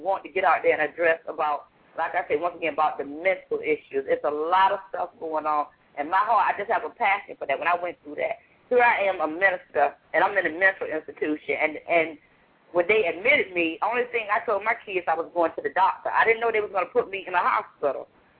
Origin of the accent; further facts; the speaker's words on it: Virginia, United States; now in New York City, United States; But I came from Virginia. I came to a place that they say all kinds of crimes are going on.